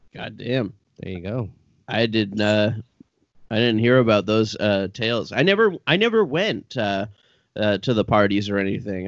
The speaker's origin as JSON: {"language": "English", "town": "Brockville", "region": "Ontario", "country": "Canada", "tie": "born or raised there", "said": "I grew up in Brockville"}